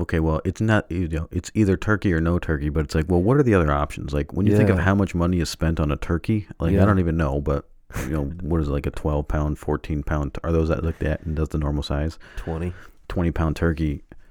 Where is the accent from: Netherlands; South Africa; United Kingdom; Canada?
Canada; I mean, I grew up in Canada, too, and we still had... We had turkey, too.